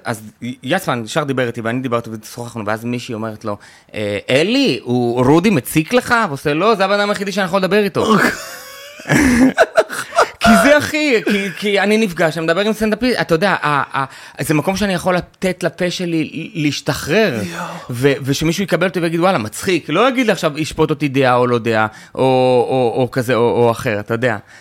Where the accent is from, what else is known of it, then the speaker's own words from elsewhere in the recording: Tel Aviv-Yafo, Tel Aviv District, Israel; also born or lived in kibbutz; גדלתי, זה אתה לא יודע, גדלתי ביפו